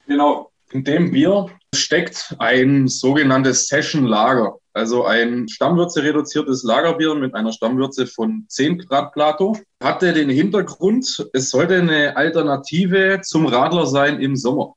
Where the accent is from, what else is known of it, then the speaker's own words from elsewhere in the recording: Black Forest, Baden-Württemberg, Germany; also born or lived in Lake Constance; geboren und aufgewachsen im Schwarzwald